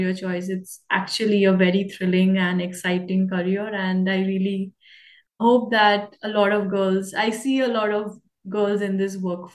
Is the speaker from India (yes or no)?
yes; India; now in Canada; my journey started from India, and I'm in Canada right now. So the type of exposure I got in my personal career and having the chance to work with the US Army as an immigrant, as a Indian girl